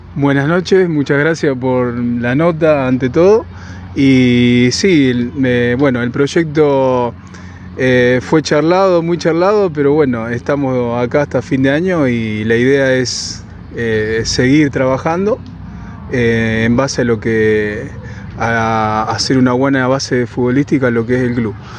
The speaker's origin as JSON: {"language": "Spanish", "town": "Carreras", "region": "Santa Fe", "country": "Argentina", "tie": "born or raised there", "said": "haber vuelto eh, a mi pueblo, que yo soy oriundo de la localidad de Carreras"}